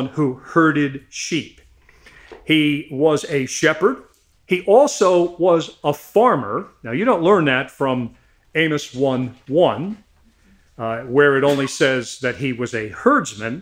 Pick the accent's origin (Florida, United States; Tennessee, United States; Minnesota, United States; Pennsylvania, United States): Pennsylvania, United States; Salford Station; I grew up in Salford Station